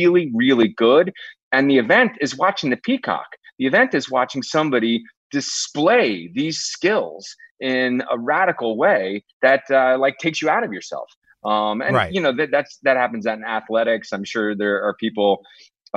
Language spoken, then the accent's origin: English; Dallas, Texas, United States; this was in Dallas